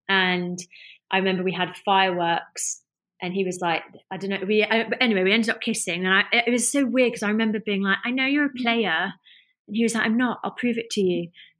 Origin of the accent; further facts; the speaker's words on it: North West England, United Kingdom; I mean, I grew up in the Lake District, you know, like, well, that was where my school was.